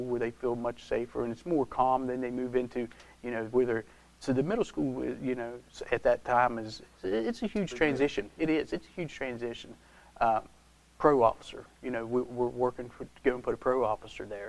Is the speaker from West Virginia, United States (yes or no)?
yes; Taylor County, North Central West Virginia, United States; I was born and raised in Taylor County, had the opportunity to stay here, raising my family